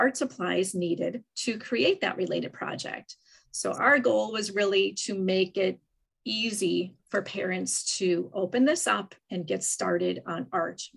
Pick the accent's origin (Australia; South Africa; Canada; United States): United States; Wisconsin; I'm from Wisconsin